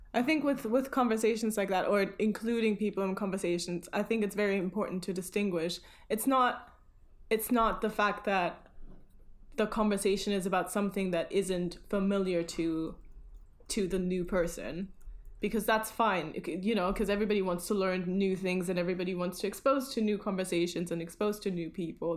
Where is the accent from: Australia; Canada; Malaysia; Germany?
Germany; now in London, United Kingdom; usually in Germany, everybody would be like, "Where are you from?" and I would be like, "I am from here.